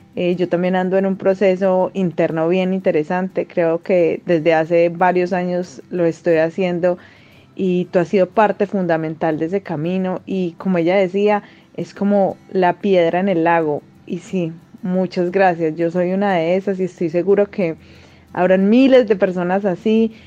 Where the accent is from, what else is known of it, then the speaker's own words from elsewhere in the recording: Colombia; now in Peru; soy colombiana y vivo en Perú desde hace algún tiempo